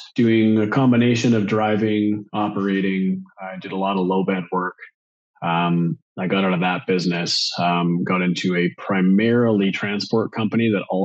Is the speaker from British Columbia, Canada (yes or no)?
yes; Vancouver Island, British Columbia, Canada; Vancouver Island up in Canada